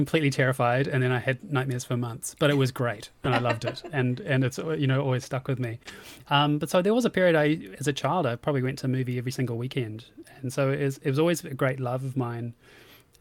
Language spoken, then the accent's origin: English; Auckland, New Zealand; moved away as an adult; now in United Kingdom; I'm from New Zealand and up in Auckland and moved over to the UK in 2007